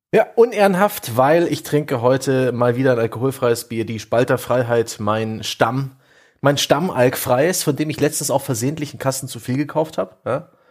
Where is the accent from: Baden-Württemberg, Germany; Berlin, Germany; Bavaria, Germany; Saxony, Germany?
Saxony, Germany; Saxon Switzerland; es eben auch meine Heimat ist